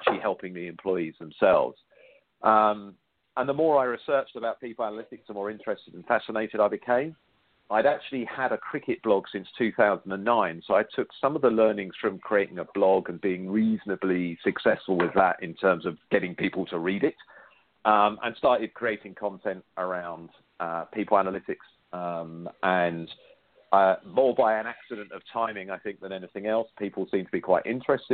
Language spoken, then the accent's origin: English; United Kingdom; I am British